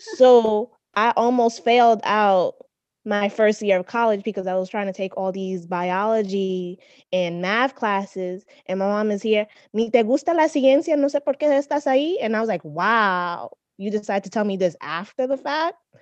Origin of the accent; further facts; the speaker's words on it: New York City, New York, United States; moved away as an adult; also born or lived in University of Texas; I am from the Bronx.